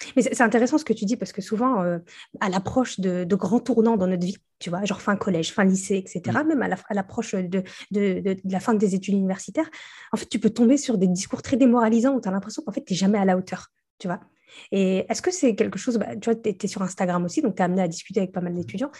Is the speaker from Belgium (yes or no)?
no; the Nord, Hauts-de-France, France; moi, je viens du Nord. Mhm. Et donc, nous notre pays frontalier, c'est la Belgique.